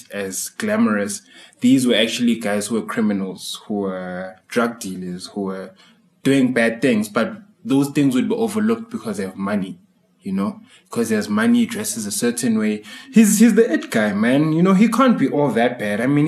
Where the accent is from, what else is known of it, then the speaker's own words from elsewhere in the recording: Tembisa, Gauteng, South Africa; being a dancer from the township, I mean, I'm from Tembisa